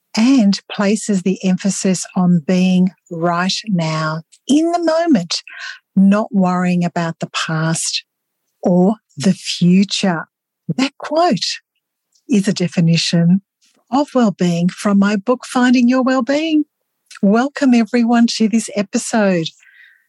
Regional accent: Australia; Australian research, where I'm from

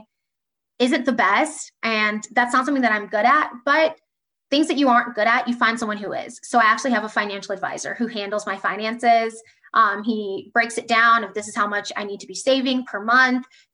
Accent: Columbus, Ohio, United States; now in Indianapolis, United States; I'm from Columbus, Ohio, living in Indianapolis, loving it. I'm a Midwest girl at heart

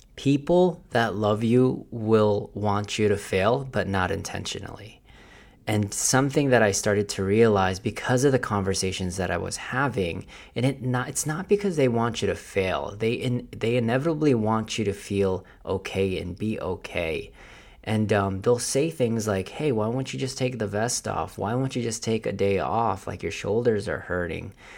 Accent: Philippines; accent: Filipino; my Filipino accent

